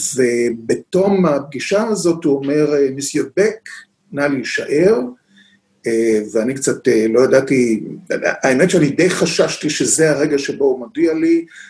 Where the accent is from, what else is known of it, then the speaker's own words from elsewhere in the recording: Haifa, Haifa District, Israel; אני חיפאי, אני יליד חיפה, אני רואה את עצמי בתור אה, חיפאי נצחי.